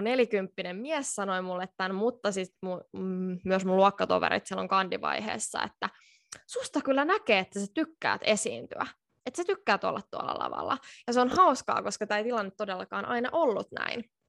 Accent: Finland; moved away as an adult; now in Tallinn, Estonia; mä oon Suomesta ja mä opiskelen täällä Tallinnassa

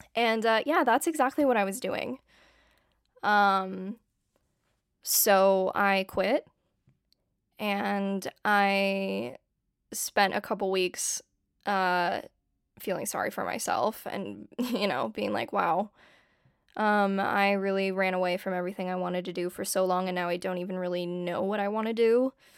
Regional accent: San Diego, California, United States; moved away as an adult; now in Los Angeles, United States; I grew up in San Diego, California, and I live in LA now.

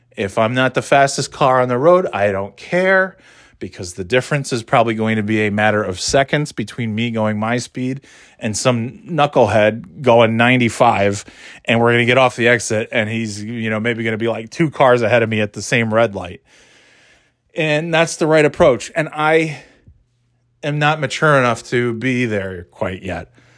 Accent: New York, United States; now in Nashua, United States; where I grew up in New York is nowhere near any, uh, ocean

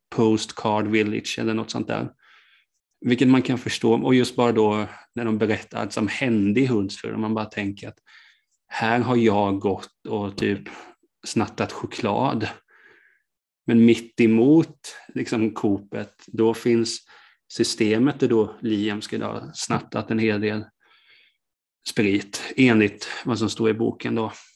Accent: Hultsfred, Kalmar County, Sweden; moved away; Jag kommer ju från början från Hultsfred

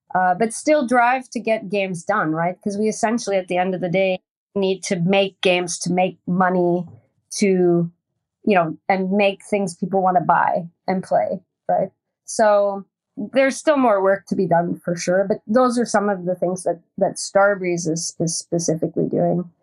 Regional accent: Hamilton, Ontario, Canada; moved away as an adult; also born or lived in Sweden; now in Stockholm, Sweden; I was born in a place called Dundas, Ontario. Well, Hamilton, Ontario, steel town

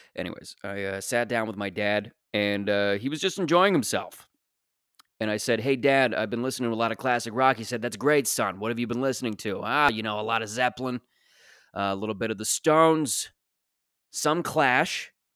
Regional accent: Mississauga, Ontario, Canada; I grew up in Mississauga, Ontario

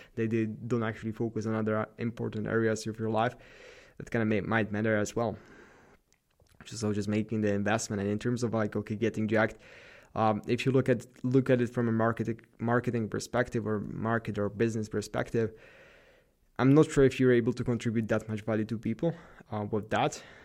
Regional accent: Slovakia; represent Slovakia, my home country

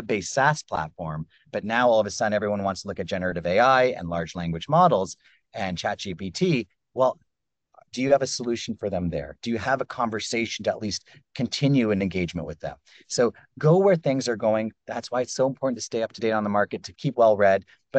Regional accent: Canada; I grew up in Canada

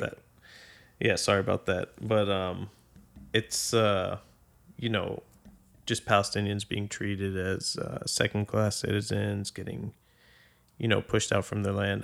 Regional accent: Boston, Massachusetts, United States; also born or lived in Saudi Arabia / Abu Dhabi; now in Arlington, United States; I'm originally from Boston, Massachusetts

